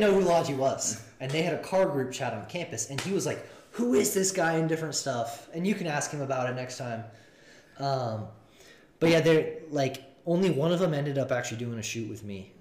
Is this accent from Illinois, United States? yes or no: no; Seattle, Washington, United States; now in Phoenix, United States; I'm from Seattle